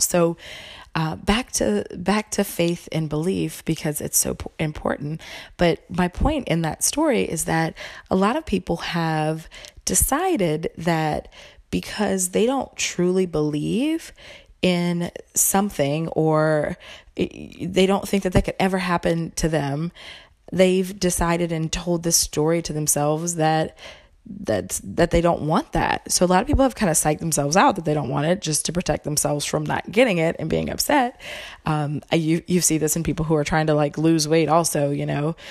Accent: the South, United States; I'm from the South

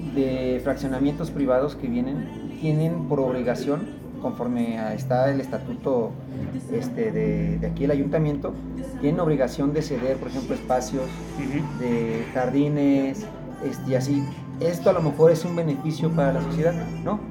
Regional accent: San Miguel de Allende, Guanajuato, Mexico; yo que soy nativo de aquí

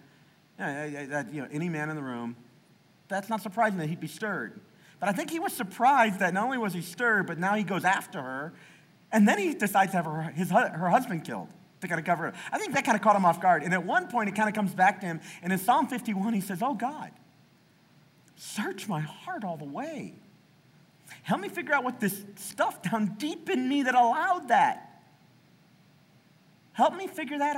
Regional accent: the South, United States; I grew up in the South

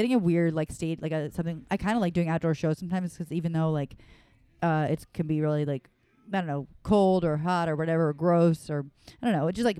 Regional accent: Westport, Connecticut, United States; Westport, Connecticut.

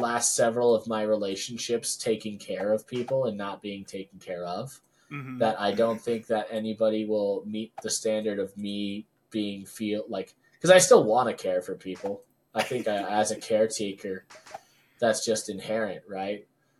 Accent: Philippines; I'm Filipino.

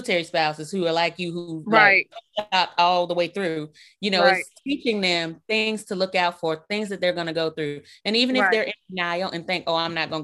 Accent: Birmingham, Alabama, United States; now in Mississippi, United States; I'm originally from Birmingham, Alabama

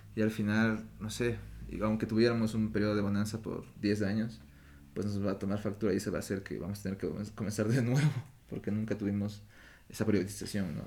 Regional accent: Ecuador; moved away as an adult; also born or lived in Europe; como ecuatoriano siempre sentí que había una división

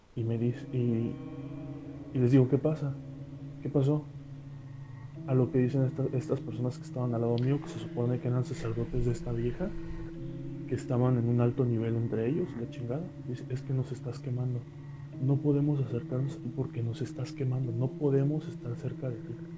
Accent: Coatzacoalcos, Veracruz, Mexico; tuve que regresarme a, mi ciudad natal, aquí en Coatzacoalcos, Veracruz

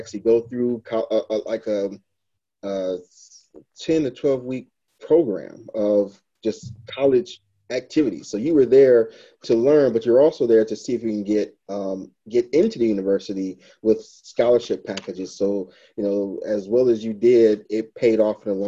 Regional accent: Detroit, Michigan, United States; I was born and raised in Detroit, Michigan

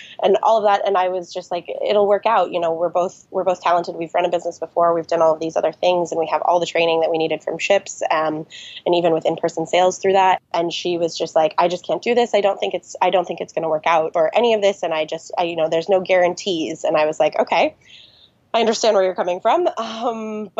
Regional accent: Lake Tahoe, California, United States; I am born and raised in Lake Tahoe, California

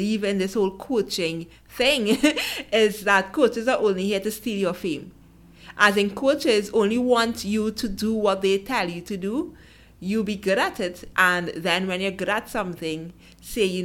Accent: Trinidad & Tobago; I'm from Trinidad and Tobago.

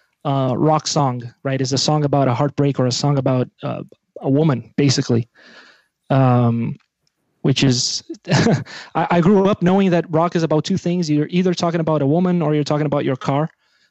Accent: Brazil; English is a second language; moved away; I'm from Brazil

